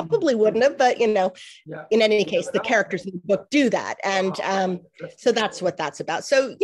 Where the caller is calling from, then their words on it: Washington, District of Columbia, United States; I am in Washington, D.C. Yes, Washington, D.C. That's where I live.